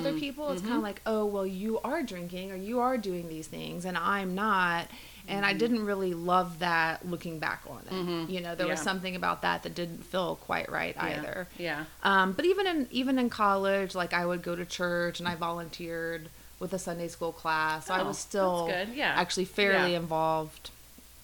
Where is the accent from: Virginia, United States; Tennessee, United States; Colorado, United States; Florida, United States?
Tennessee, United States; Memphis; moved away as an adult; also born or lived in North Carolina; now in Atlanta, United States; Grew up in Memphis, went to school in North Carolina, came to Atlanta after graduation